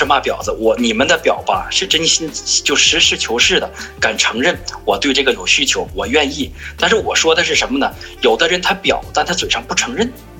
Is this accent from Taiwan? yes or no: no; Northeast China, China; 我是一个东北人，东北人强调的就是率直、真实，尽量真实一点，容易相处。